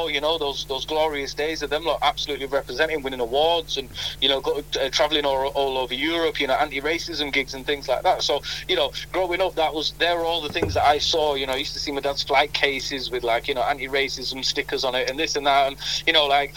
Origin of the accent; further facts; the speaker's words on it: Leeds, Yorkshire and the Humber, United Kingdom; first language Punjabi; it's my mother tongue, but born and raised here in Leeds